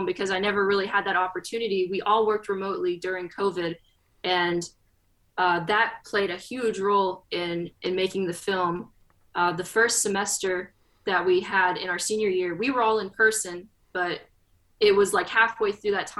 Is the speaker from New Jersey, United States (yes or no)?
no; West Tennessee, United States; also born or lived in Clarksville, Tennessee; I grew up in West Tennessee